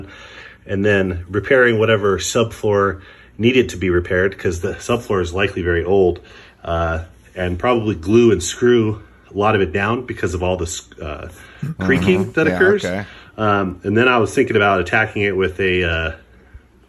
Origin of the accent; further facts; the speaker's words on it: Idaho, United States; I'm from Idaho.